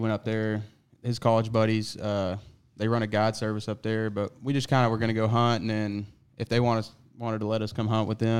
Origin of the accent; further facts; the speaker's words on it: Georgia, United States; because I came from Georgia.